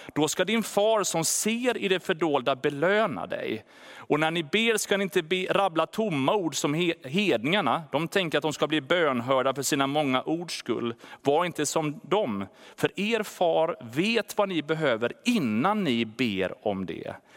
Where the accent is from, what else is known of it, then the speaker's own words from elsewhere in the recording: Sweden; Som svenskar